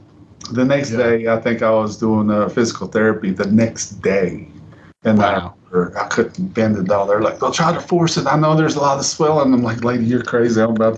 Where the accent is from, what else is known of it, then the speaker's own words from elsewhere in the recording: Baltimore, Maryland, United States; now in Nashville, United States; I'm from Baltimore, Maryland.